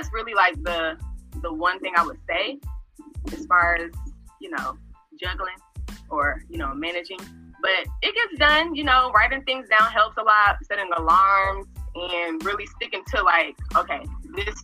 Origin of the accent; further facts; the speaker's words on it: Atlanta, Georgia, United States; I'm from Atlanta, Georgia